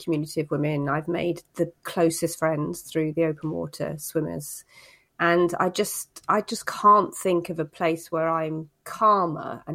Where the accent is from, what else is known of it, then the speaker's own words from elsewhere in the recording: Cornwall, South West England, United Kingdom; I grew up in Cornwall, so I can swim